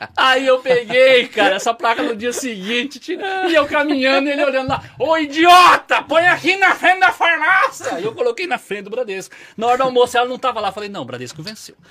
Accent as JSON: {"language": "Portuguese", "region": "northern Paraná", "country": "Brazil", "said": "eu sou do norte do Paraná"}